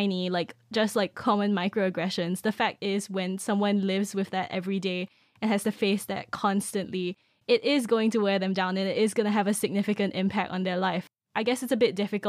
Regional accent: Singapore; moved away as an adult; now in United Kingdom; I'm from Singapore

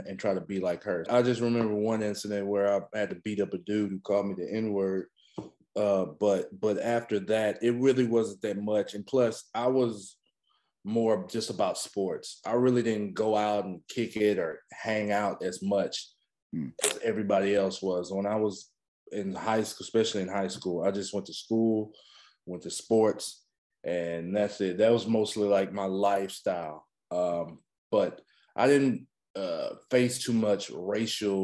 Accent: East Texas, United States; also born or lived in Carthage, Texas / Center, Texas; I grew up in Texas. I moved around a lot because my mom was coaching basketball

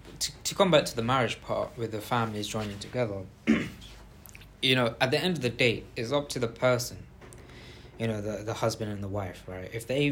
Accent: Bangladesh; We won't say, oh, this guy is from South Africa and I'm from Bangladesh, so I should stand next to a Bangladeshi guy instead of us.

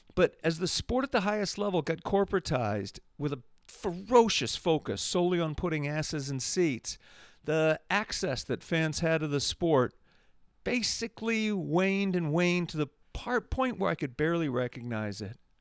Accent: Massachusetts, United States; my home state of Massachusetts, USA

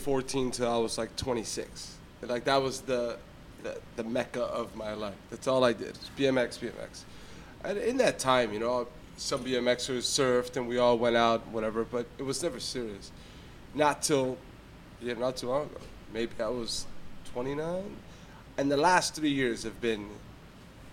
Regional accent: Miami, Florida, United States; born and raised in Miami. Left at an early age

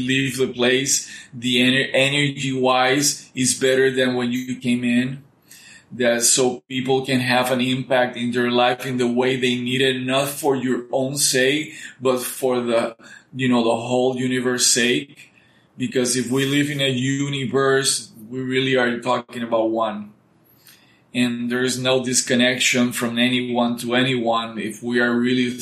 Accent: Puerto Rico; English is a second language; we used to go to a place called Pine Grove in Puerto Rico.

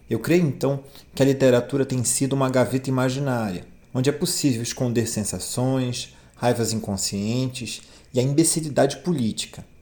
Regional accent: Castanhal, Pará, Brazil; Também sou de Castanhal.

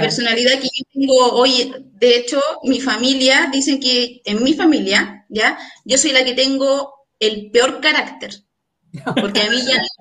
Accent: Puente Alto, Santiago Metropolitan Region, Chile; now in Talagante, Chile; nací en Puente Alto. No, no, no tengo por qué mentir en dónde nací, ¿ya? Luego me vine a vivir, a Talagante hace aproximadamente 10 años

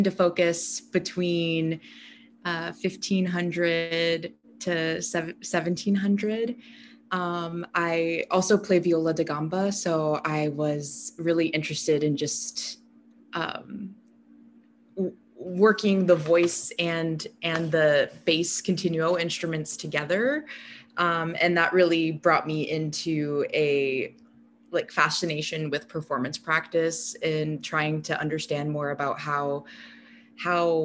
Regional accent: Denver, Colorado, United States; I'm from Denver, Colorado. So I would take the bus downtown to the Denver Public Library

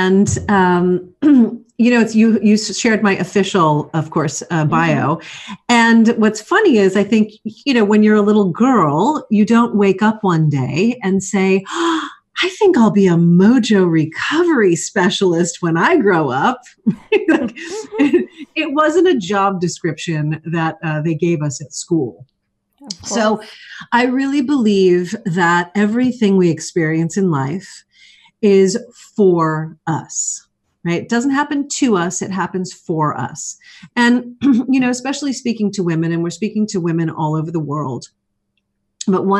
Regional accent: New York City, New York, United States; moved away; I'm originally from New York. So those of us from New York City especially, we like to keep it real.

